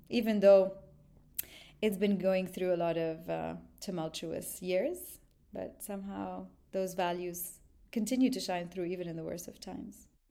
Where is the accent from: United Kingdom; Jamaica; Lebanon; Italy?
Lebanon; also born or lived in Montreal, Canada; now in Dubai, United Arab Emirates; I grew up, um, mostly in Lebanon, but also part of my childhood on and off, back and forth to Montreal.